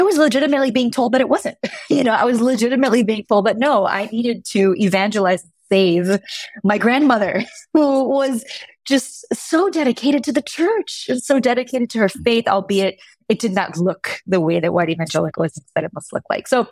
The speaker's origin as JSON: {"language": "English", "town": "Miami", "region": "Florida", "country": "United States", "tie": "born or raised there", "said": "I'm Cuban American and I'm originally from Miami, Florida"}